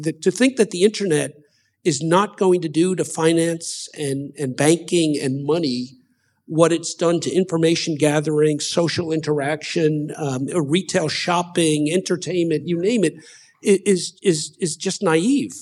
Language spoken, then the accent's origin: English; United States